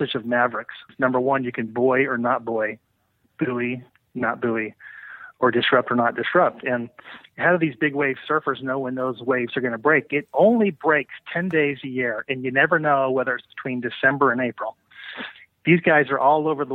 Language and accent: English; Oakland, California, United States; I'm from Oakland.